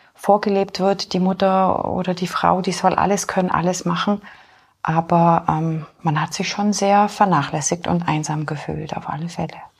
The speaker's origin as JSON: {"language": "German", "town": "Augsburg", "region": "Bavaria", "country": "Germany", "tie": "born or raised there", "also_born_or_lived": "Poland / Munich / Fürstenfeldbruck", "moved": "as an adult", "lives_now": "Holzkirchen, Germany", "said": "Ich bin ursprünglich in Polen geboren, bin dann mit vier Jahren nach Deutschland gekommen. Meine Wurzeln sind in Augsburg. Also ich bin in Augsburg bin ich dann aufgewachsen auf dem Land"}